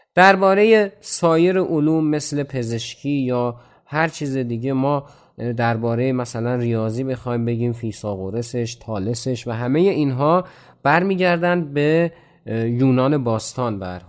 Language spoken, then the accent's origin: Persian; Iran; به عنوان یک ایرانی